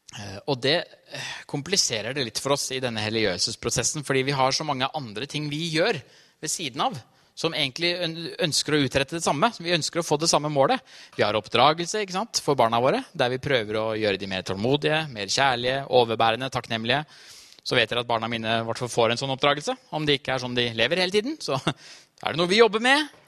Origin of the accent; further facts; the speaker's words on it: Trysil, Innlandet, Norway; moved away; jeg har vokst opp Trysil, på Trysilfjellet